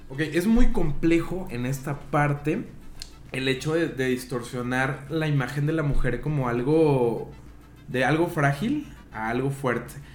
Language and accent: Spanish; Mexico